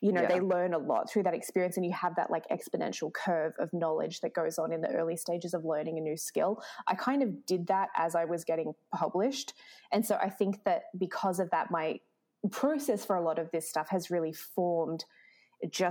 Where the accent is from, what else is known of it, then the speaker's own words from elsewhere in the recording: Melbourne, Victoria, Australia; now in Toronto, Canada; I come from Melbourne and I live in Toronto